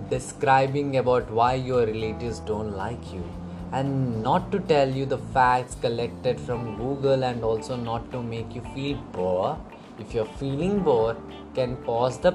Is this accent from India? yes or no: yes; India; I'm from India